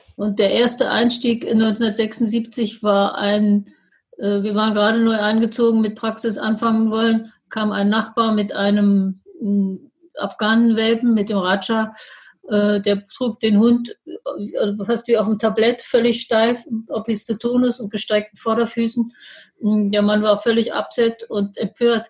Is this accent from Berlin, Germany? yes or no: yes; Berlin, Germany; als Berliner Großstadtkind